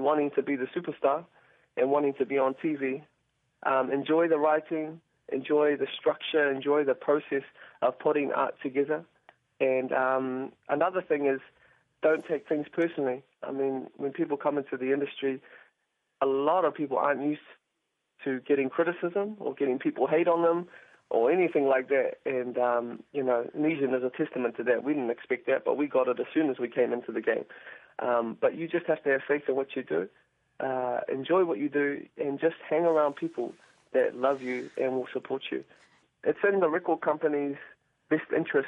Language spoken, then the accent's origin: English; Auckland, New Zealand; I was born and bred in Auckland